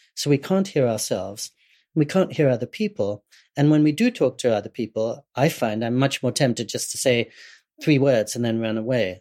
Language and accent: English; England, United Kingdom; I was growing up in England